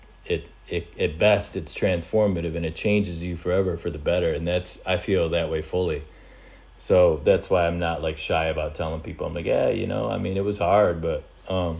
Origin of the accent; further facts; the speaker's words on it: East Coast, United States; also born or lived in California; as an East Coaster